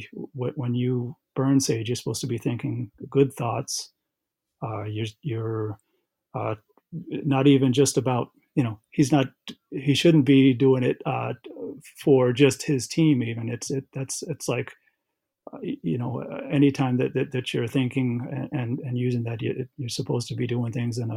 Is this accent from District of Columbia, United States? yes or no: no; Aquinnah, Massachusetts, United States; I am from Aquina. That's where my DNA, my people are from. That's a small town on the western end of Martha's Vineyard Island